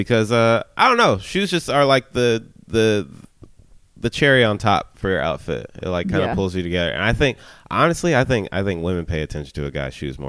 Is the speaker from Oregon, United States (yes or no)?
no; North Carolina, United States; But I came from North Carolina in, like, a preppy environment.